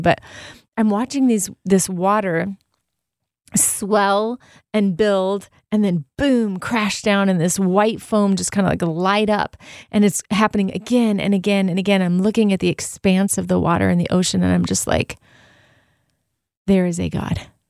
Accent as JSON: {"language": "English", "region": "Southern California", "country": "United States", "tie": "born or raised there", "said": "I grew up in Southern California."}